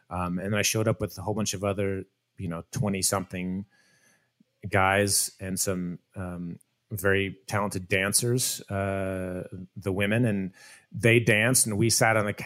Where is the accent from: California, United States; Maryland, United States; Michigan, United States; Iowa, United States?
Iowa, United States; the cast was in was in Des Moines that I wanted to treat them well, have a good experience in in my home state